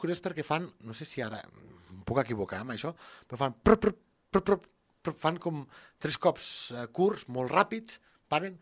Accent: Lleida, Catalonia, Spain; som de l'Horta de Lleida

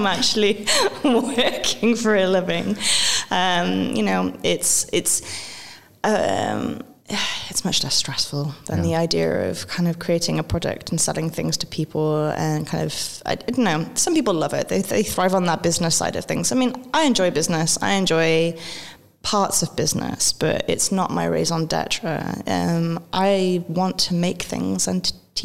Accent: Wales, United Kingdom; also born or lived in London / New Zealand / Chicago; now in Berlin, Germany; I grew up in Wales.

